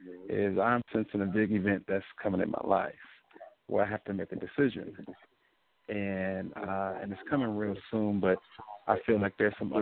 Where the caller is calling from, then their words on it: Chicago, Illinois, United States; I'm calling from Chicago.